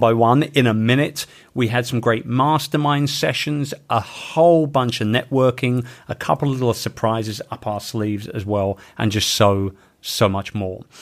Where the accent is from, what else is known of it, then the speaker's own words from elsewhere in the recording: London, United Kingdom; moved away; in my home town of London in the U K